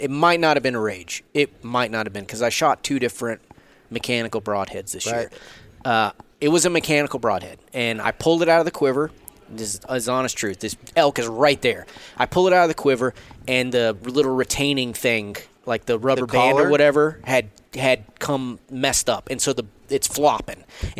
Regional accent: Southeast, United States; I grew up in the Southeast. Your chances of shooting a Pope and Young animal where you hunt in North Alabama, they're there.

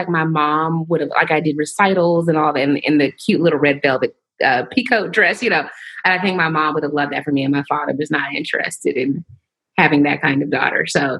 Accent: the South, United States; Yes, I'm from the South.

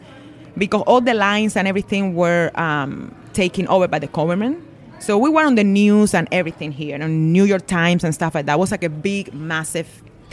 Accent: Cuba; English is a second language; moved away as an adult; also born or lived in Las Vegas; now in United States; I'm born and raised in Cuba. So, I moved to U.S. at the age of 22, straight from Cuba to Las Vegas.

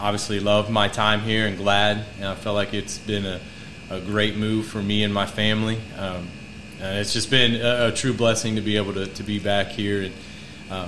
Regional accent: Gas City, Indiana, United States; born and raised in Gas City

